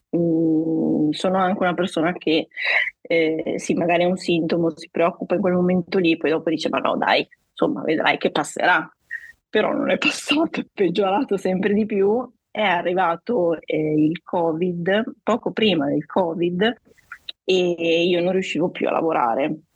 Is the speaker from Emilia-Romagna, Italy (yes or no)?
yes; Guastalla, Emilia-Romagna, Italy; vengo dalla provincia di Reggio Emilia, un paesino chiamato Guastalla